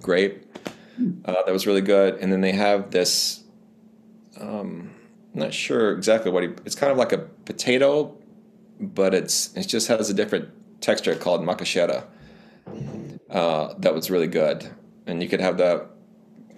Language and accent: English; Humboldt, Tennessee, United States; I grew up in West Tennessee in a little town called Humboldt